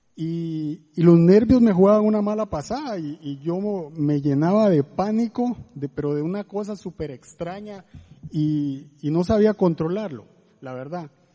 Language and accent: Spanish; Guatemala; moved away as an adult; now in Costa Rica; somos de Guatemala, tenemos cinco años de estar en Costa Rica